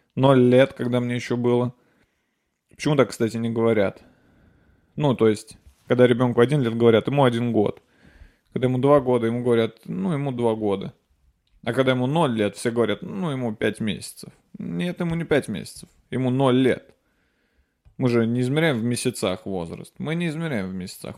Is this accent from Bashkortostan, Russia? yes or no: no; Nizhny Novgorod, Nizhny Novgorod Oblast, Russia; moved away; я уезжаю в Нижний Новгород. Это мой родной город, я там родился